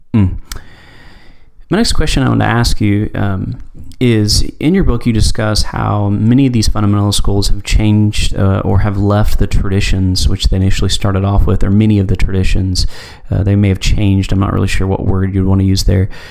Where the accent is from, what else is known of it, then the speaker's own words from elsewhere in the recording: Knoxville, Tennessee, United States; my hometown, I'm in Knoxville, Tennessee.